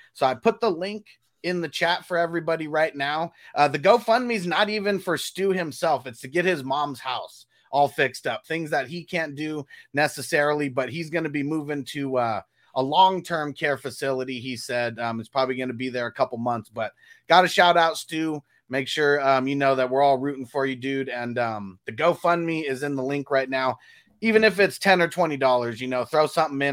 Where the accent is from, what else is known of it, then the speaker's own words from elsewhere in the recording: Southern California, United States; I'm from SoCal